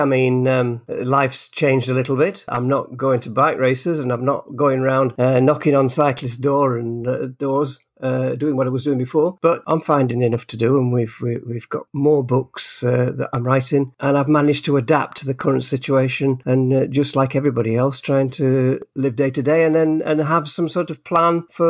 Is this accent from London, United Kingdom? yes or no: no; Harworth, East Midlands, United Kingdom; born there; I was born in Harworth in North Nottinghamshire, and I've lived in a lot of different places